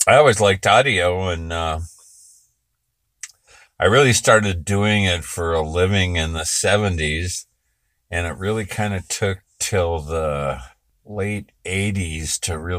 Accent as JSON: {"language": "English", "town": "Berkeley", "region": "California", "country": "United States", "tie": "born or raised there", "said": "I was born in Berkeley, California."}